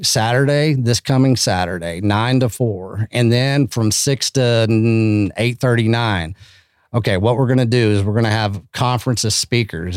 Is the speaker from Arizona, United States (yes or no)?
no; Canyon, Texas, United States; also born or lived in Austin, Texas; I come from Canyon, Texas, you know, and it's, it's nothing special, man, but it's very special